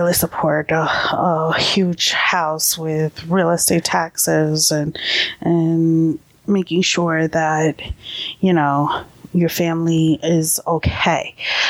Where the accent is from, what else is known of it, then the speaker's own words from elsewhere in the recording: New York, United States; also born or lived in Delaware; now in New Jersey, United States; we were born and raised in New York.